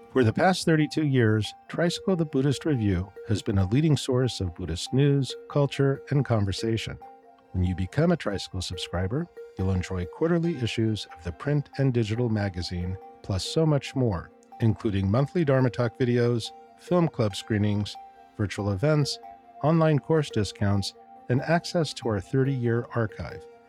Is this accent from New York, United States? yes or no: no; California, United States; moved away; being a Californian myself originally